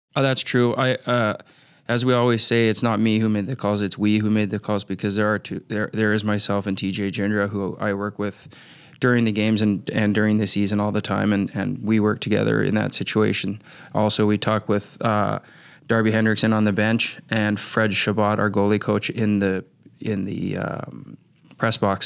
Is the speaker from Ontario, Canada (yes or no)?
no; Vancouver, British Columbia, Canada; moved away; also born or lived in Minnesota; growing up in Vancouver, British Columbia, because you're on the coast